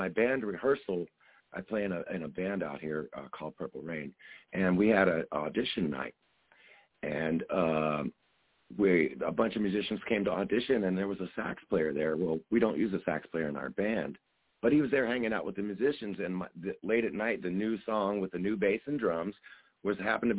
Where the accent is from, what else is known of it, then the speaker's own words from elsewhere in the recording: San Francisco Bay Area, California, United States; now in Las Vegas, United States; we're originally from the San Francisco Bay Area.